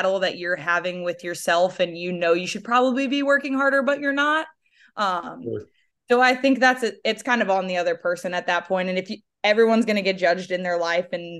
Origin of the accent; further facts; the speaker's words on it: St. Louis, Missouri, United States; moved away; I grew up in St. Louis, Missouri, pretty highly recruited athlete.